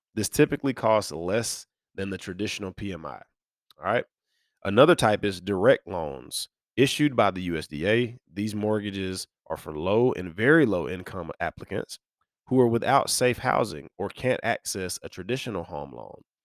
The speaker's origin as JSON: {"language": "English", "area": "near Birmingham", "region": "Alabama", "country": "United States", "tie": "born or raised there", "said": "So I grew up near Birmingham, Alabama, which is the bigger metro, um, in the central region of Alabama where I'm from"}